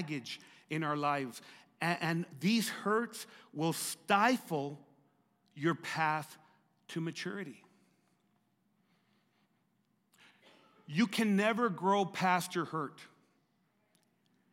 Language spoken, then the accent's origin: English; Lordsburg, New Mexico, United States; I was living in Lordsburg, growing up in Lordsburg, New Mexico